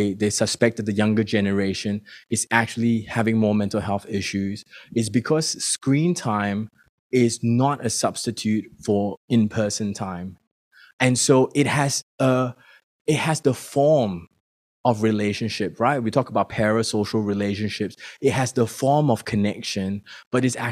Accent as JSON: {"language": "English", "country": "Singapore", "moved": "yes", "lives_now": "Melbourne, Australia", "said": "And I come from Singapore. My family is still in Singapore."}